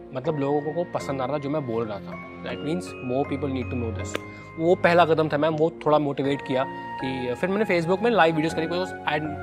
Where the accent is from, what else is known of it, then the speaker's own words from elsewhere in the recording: Kanpur, Uttar Pradesh, India; मैं कानपुर में पला बढ़ा हूँ